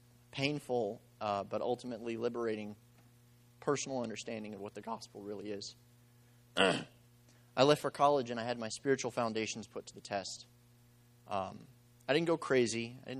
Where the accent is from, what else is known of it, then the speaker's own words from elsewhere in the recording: Eagle Pass, Texas, United States; also born or lived in Mexico; So I was born in Mexico while they were on the mission field, and a couple years after I was born, they moved out to a place called Eagle Pass, Texas, right on the border with Mexico